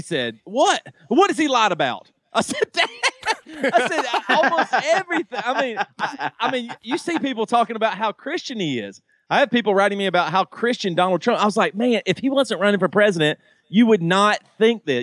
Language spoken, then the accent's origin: English; the South, United States; I grew up in the South, and fried chicken is like in my blood.